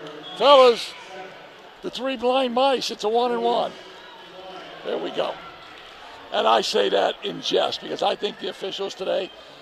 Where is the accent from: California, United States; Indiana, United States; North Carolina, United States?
Indiana, United States; South Bend; I'm from the West Side, right?